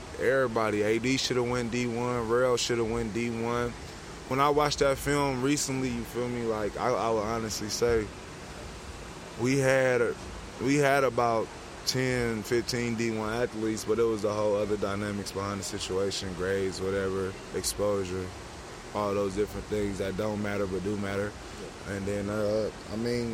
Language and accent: English; Oakland, California, United States; growing up in Oakland